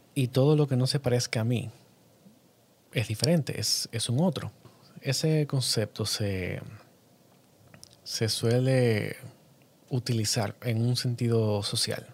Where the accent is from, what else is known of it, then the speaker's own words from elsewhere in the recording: Dominican Republic; yo soy cineasta dominicano